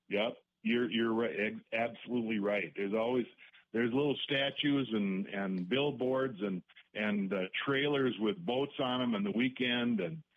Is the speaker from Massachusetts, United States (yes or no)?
no; Minnesota, United States; now in La Crosse, United States; I'm from Minnesota, and for us, it's anything north of Brainerd. It's when you were a kid, you stopped at saw Paul Bunyan the the Dave the Blue Ox in the park in Brainerd